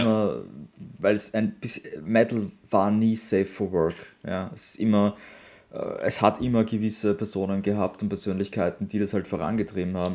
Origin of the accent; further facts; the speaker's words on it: Austria; für mich als Europäer, für mich als Österreicher